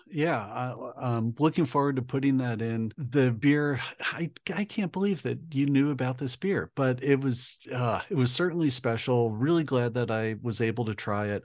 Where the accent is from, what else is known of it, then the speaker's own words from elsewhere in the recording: United States; being an American